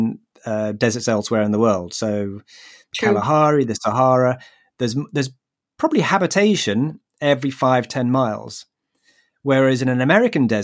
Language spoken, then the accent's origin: English; United Kingdom; I'm British.